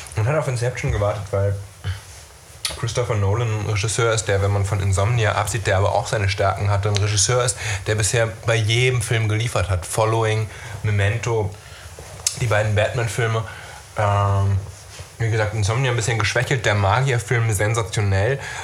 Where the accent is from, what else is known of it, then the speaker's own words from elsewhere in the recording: Neumünster, Schleswig-Holstein, Germany; in meiner Heimatstadt Neumünster